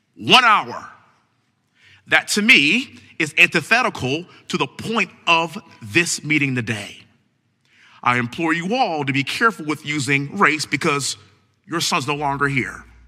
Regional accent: Texas, United States; also born or lived in Houston; born and raised in Texas, living in Houston

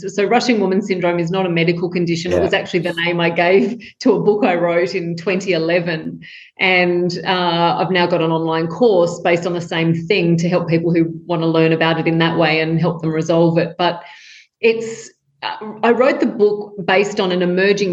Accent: Tamworth, New South Wales, Australia; I grew up in Tamworth in country New South Wales in Australia with chickens in the backyard

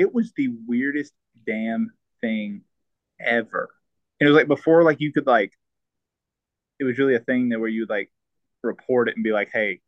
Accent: the South, United States; accent: Southern; I do have a Southern accent

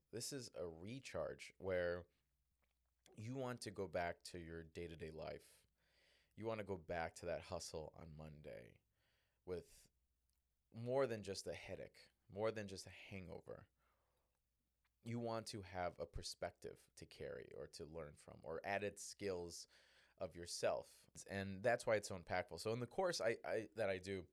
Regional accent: Chicago, Illinois, United States; also born or lived in Northwest Indiana; I grew up in Southside Chicago, Northwest Indiana

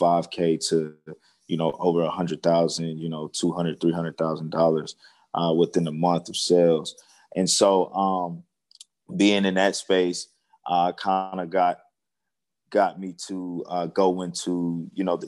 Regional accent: Seneca, South Carolina, United States; moved away as an adult; now in Dallas, United States; I'm originally from South Carolina, in Seneca, so probably a town most people never heard of, but it's near like Clemson, South Carolina. I grew up in the country, and I now reside in Dallas, Texas

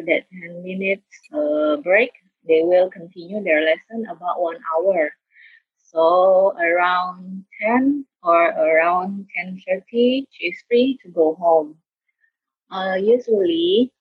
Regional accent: South Sumatra, Indonesia; moved away as an adult; also born or lived in Bandung, Java; I was born in Sumatra Island, where there is a province called South Sumatra. Since I graduated high school, I go to college that is located on the other island

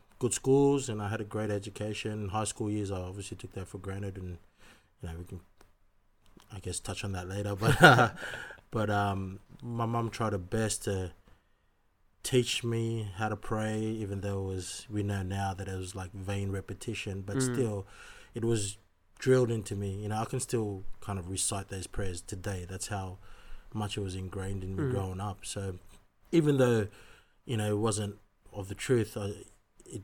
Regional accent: Sydney, New South Wales, Australia; I was born and raised in Sydney, Australia, and my parents are originally

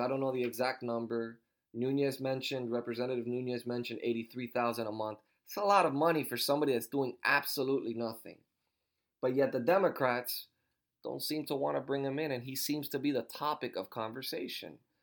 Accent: Miami, Florida, United States; now in Fort Myers, United States; I was born in Miami, Florida

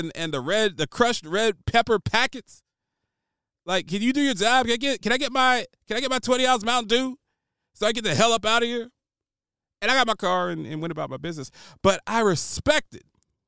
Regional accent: Columbus, Ohio, United States; I'm from Columbus, Ohio, which is the headquarters and home of Donato's.

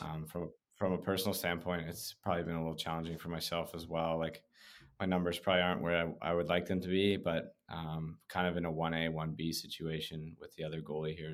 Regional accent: Prince George, British Columbia, Canada; moved away as an adult; I was from Prince George

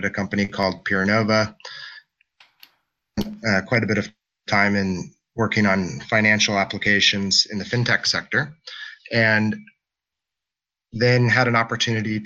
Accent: Anchorage, Alaska, United States; I come from Anchorage, Alaska, where I'm originally from.

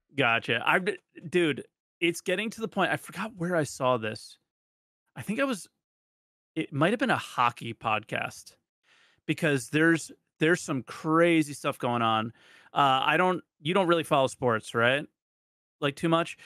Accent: New Jersey, United States; I grew up in New Jersey

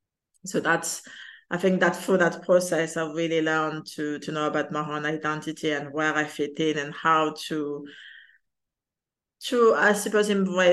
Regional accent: France; also born or lived in Madagascar; I was born in Madagascar, which is in, a lot of people don't actually know where Madagascar is, but it's in one of the highlands off the coast of Africa. And I was adopted in south of France when I was 10.

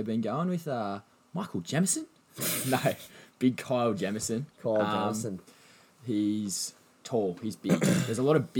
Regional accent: Australia; as an Australian, you just want roads.

